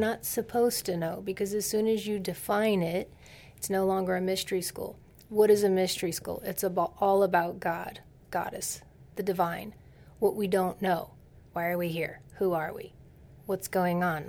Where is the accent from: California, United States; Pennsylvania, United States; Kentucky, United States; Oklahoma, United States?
California, United States; Silicon Valley; I'm from Silicon Valley